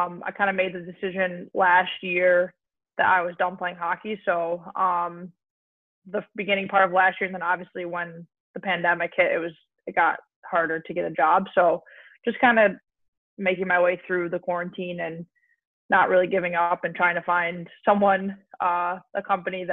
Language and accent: English; Buffalo, New York, United States; also born or lived in Boston; I'm from Buffalo, so I moved back to Buffalo after college.